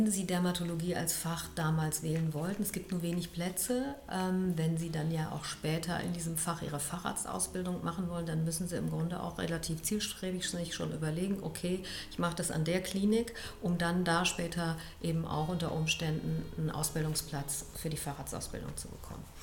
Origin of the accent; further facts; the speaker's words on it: Düsseldorf, North Rhine-Westphalia, Germany; born there; der Chef in Köln kam auch aus Düsseldorf, so wie ich bin geborene Düsseldorferin.